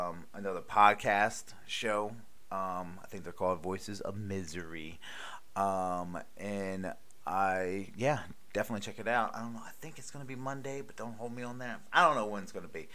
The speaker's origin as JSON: {"language": "English", "region": "Maryland", "country": "United States", "tie": "born or raised there", "also_born_or_lived": "Charlotte, North Carolina", "moved": "yes", "lives_now": "Myrtle Beach, United States", "said": "growing up in Maryland"}